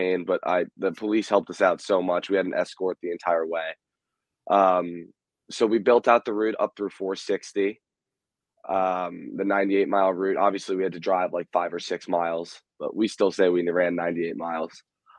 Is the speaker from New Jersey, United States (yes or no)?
yes; Morris Plains, New Jersey, United States; moved away as an adult; also born or lived in Blacksburg, Virginia; I'm calling in from Morris Plains, New Jersey, so not too far from Basking Ridge.